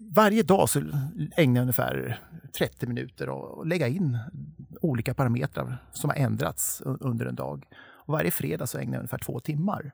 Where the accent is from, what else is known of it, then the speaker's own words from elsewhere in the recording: Torshälla, Södermanland, Sweden; i min hemby eller hemstad Torshälla